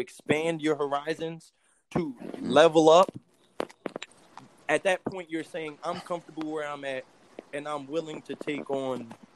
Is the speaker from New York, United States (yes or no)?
yes; New York City, New York, United States; I grew up, I'm from New York. I'm from Brooklyn.